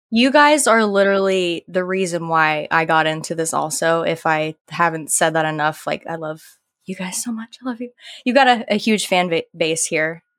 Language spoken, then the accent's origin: English; Live Oak, Florida, United States; accent: southern twang; I grew up in little old Live Oak, Florida